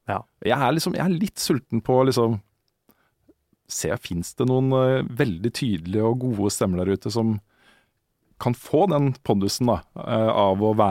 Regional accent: Moss, Østfold, Norway; Jeg kom jo fra Moss. Så det å på en måte stikke innom Akersmik når man var på Oslo-tur, var jo en del av pakka, liksom.

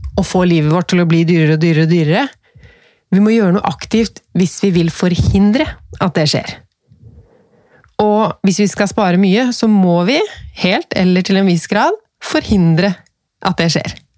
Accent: Norway; Jeg er født i Norge

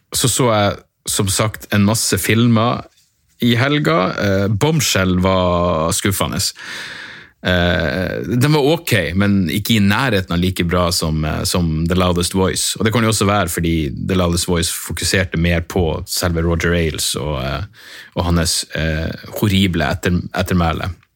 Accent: Northern Norway, Norway; accent: Northern Norwegian dialect; jeg er nordlending

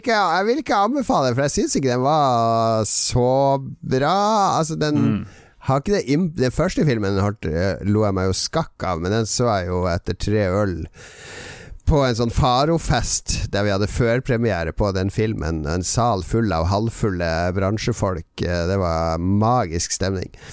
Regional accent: Bergen, Vestland, Norway; Jeg skarrer! Jeg er fra Bergen!

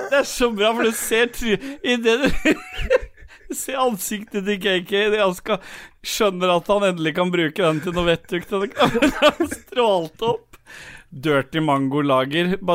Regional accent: Oslo, Norway; jeg er fra Lambertseter.

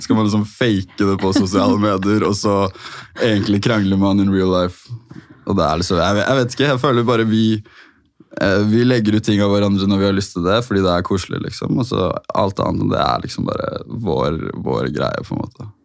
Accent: Oslo, Norway; jeg har vokst opp der egentlig hele livet mitt

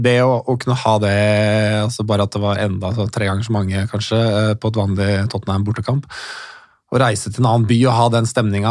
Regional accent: Norway; also born or lived in England; jeg som nordmann

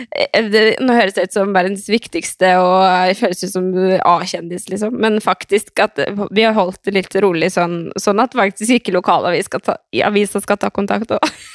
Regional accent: Skien, Telemark, Norway; also born or lived in Oslo; jeg flytta hjem til Skien fra Oslo i juli

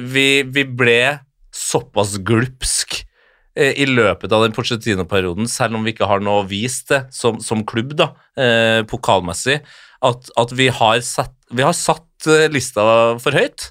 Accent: Trondheim, Trøndelag, Norway; jeg er født og oppvokst i Trondheim

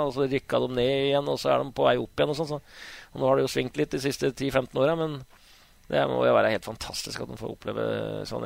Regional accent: Hamar, Innlandet, Norway; moved away as an adult; also born or lived in Bremen; jeg er jo født og oppvokst på Hamar

